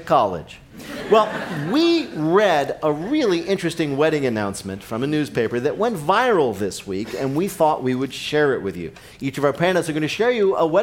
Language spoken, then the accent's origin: English; Illinois, United States; being from this part of Illinois